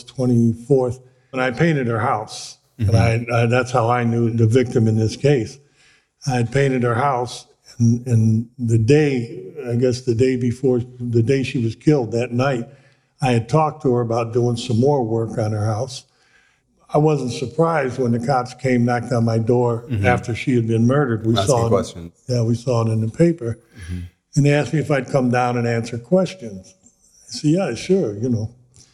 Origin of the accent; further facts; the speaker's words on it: Cleveland, Ohio, United States; I grew up in Cleveland, Ohio